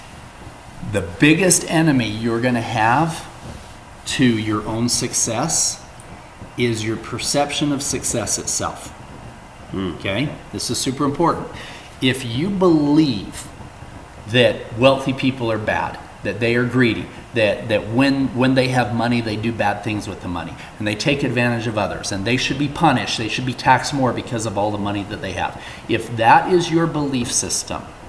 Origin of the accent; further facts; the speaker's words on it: Salt Lake City, Utah, United States; I grew up here in Salt Lake City